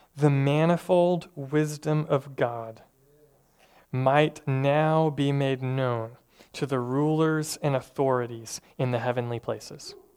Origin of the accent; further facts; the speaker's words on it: Tennessee, United States; I'm from Tennessee